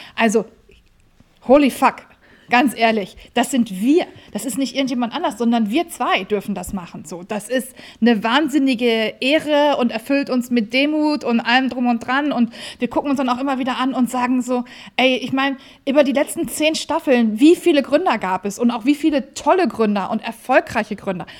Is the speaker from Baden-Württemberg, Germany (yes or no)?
no; Hamburg, Germany; wir sind Hamburger Kaufleute